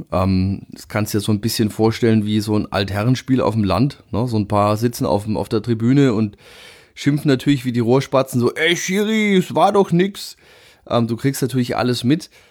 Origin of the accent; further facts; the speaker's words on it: Würzburg, Bavaria, Germany; ja, warum die Würzburger Kickers ist, denke ich, naheliegend. Äh, es ist so gesehen der Verein aus meiner Heimatstadt.